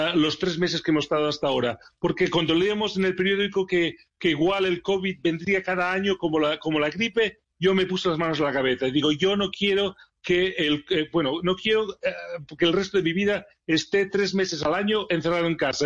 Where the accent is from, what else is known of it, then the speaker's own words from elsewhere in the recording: Barcelona, Catalonia, Spain; moved away as an adult; now in Sheffield, United Kingdom; Barcelona, es mi ciudad natal